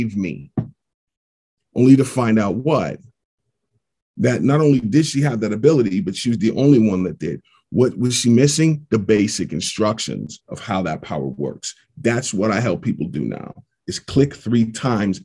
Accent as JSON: {"language": "English", "town": "Pittsburgh", "region": "Pennsylvania", "country": "United States", "tie": "born or raised there", "said": "get drafted by my favorite team since birth, play there three quarters of my career, and win a championship in my hometown"}